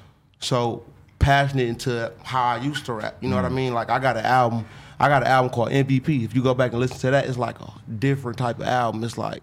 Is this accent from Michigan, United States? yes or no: yes; Beecher, Michigan, United States; We grew up in the same neighborhood. We grew up in Beecher. He from where I'm from.